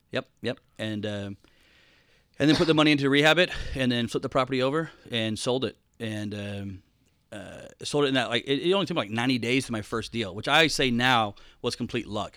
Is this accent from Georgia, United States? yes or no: yes; Atlanta, Georgia, United States; moved away as an adult; also born or lived in Rome, Georgia; now in Florida, United States; Atlanta, Georgia is where I spent most of my time. And then, uh, just recently moved to Florida